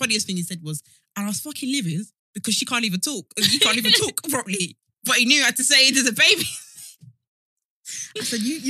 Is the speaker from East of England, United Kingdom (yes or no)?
yes; East of England, United Kingdom; maybe some people can tell I'm from Essex